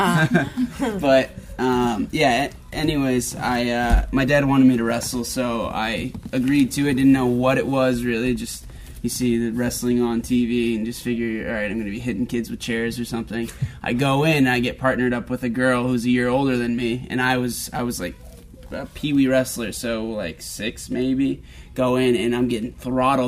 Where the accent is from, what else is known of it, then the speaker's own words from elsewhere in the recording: King of Prussia, Pennsylvania, United States; moved away; I grew up in King of Prussia